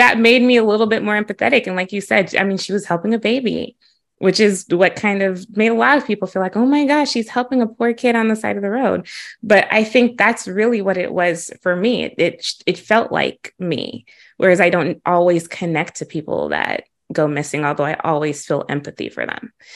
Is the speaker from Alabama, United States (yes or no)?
yes; Huntsville, Alabama, United States; also born or lived in Chicago; growing up in Huntsville and being in the Oakwood community